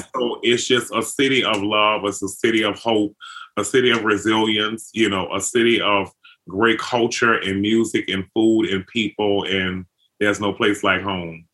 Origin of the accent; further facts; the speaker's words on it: New Orleans, Louisiana, United States; growing up in New Orleans